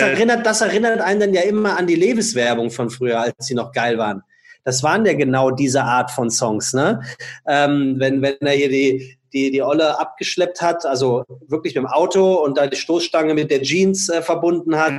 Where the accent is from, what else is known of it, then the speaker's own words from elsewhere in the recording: Frankfurt, Hesse, Germany; now in Hamburg, Germany; ich als Frankfurter